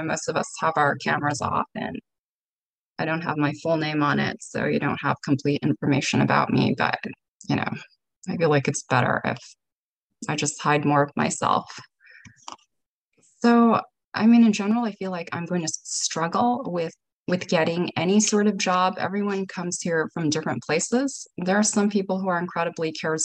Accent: San Francisco, California, United States; I'm from San Francisco.

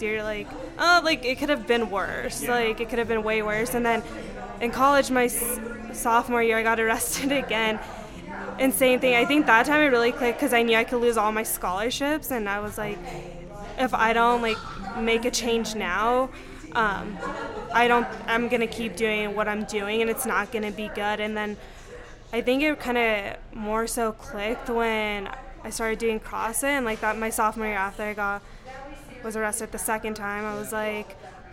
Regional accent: Pagosa Springs, Colorado, United States; also born or lived in Durango, Colorado; I'm originally from Pagosa. I was born in Durango, and then I grew up in Pagosa. I lived there my whole life

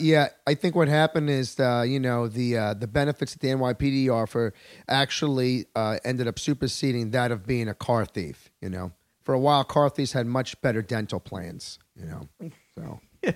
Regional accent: Long Island, New York, United States; I'm a native New Yorker

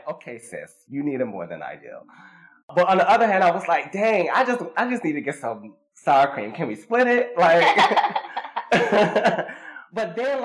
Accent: the South, United States; I'm from the South, so, like, you know, we could walk the street and you say hello

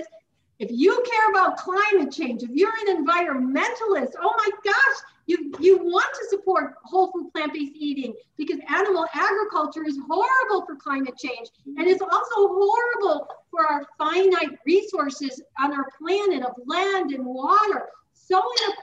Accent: Chicago, Illinois, United States; moved away as an adult; now in Tucson, United States; I am from Chicago. I lived there my whole life until 2013 when I started living full-time in Tucson.

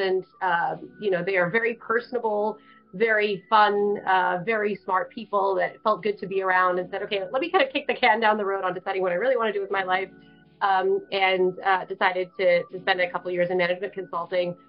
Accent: Bay Area, California, United States; now in Chicago, United States; I definitely grew up, born and raised in the Bay Area

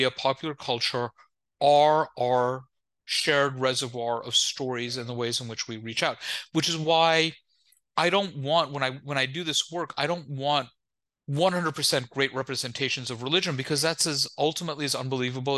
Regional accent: New York, United States; I'm the child of immigrants, born and raised in New York

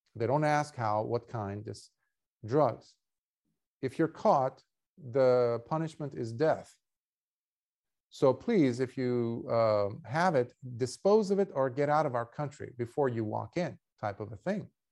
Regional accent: Beirut, Beirut Governorate, Lebanon; moved away; I was born in Beirut and, and, and Lebanon, uh, in Beirut, Lebanon

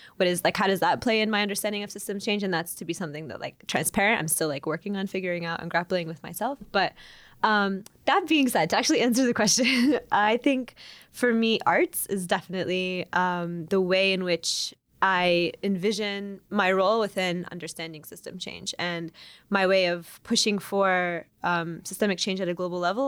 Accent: Oklahoma, United States; now in Chicago, United States; I am, um, Iranian-American, born and raised in Oklahoma

